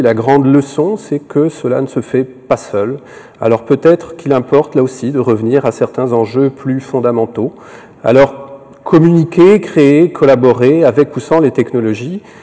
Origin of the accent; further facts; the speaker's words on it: France; also born or lived in Quebec; now in Canada; Je suis français d'origine, mais euh, québécois d'appartenance de, d'appartenance et de cœur depuis plus de 15 ans.